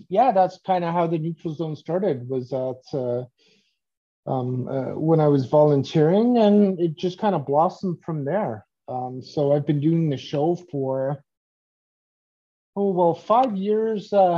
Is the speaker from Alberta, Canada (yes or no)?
no; Mississauga, Ontario, Canada; I was born and raised in Mississauga, Ontario.